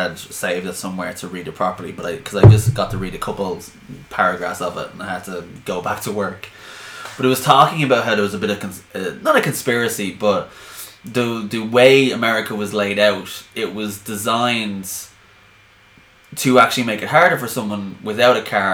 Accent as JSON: {"language": "English", "town": "Dublin", "region": "Leinster", "country": "Ireland", "tie": "born or raised there", "said": "I grew up in a suburb. I grew up in Kilbarrick"}